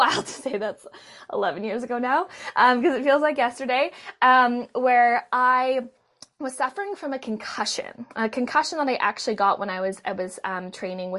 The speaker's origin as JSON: {"language": "English", "town": "Vancouver", "region": "British Columbia", "country": "Canada", "tie": "born or raised there", "said": "I was born in Vancouver, Canada"}